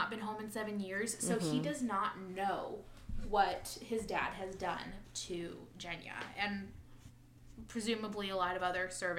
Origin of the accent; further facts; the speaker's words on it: Midwest, United States; accent: Midwest; I was with family in the Midwest this weekend, and my Midwest accent came out.